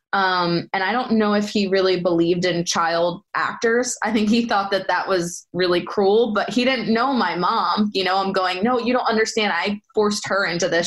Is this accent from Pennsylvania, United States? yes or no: yes; Philadelphia, Pennsylvania, United States; accent: Philly